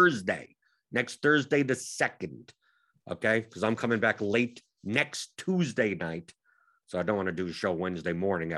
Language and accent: English; New York, United States; I come from New York